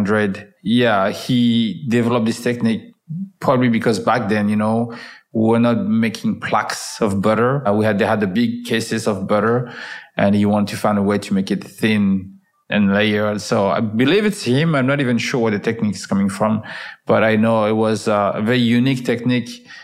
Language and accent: English; France; moved away; also born or lived in Paris; I was driving from my hometown to Paris, which was about like an hour and a half drive back and forth